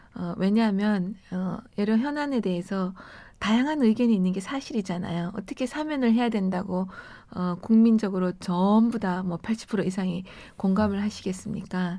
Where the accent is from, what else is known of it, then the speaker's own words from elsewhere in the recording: Daegu, South Korea; moved away as an adult; also born or lived in Cheongsong, North Gyeongsang; now in Seoul, South Korea; 대구에서 자라서 예. 어 40년 전에 서울 오면서 처음 왔거든요. 대학 오면서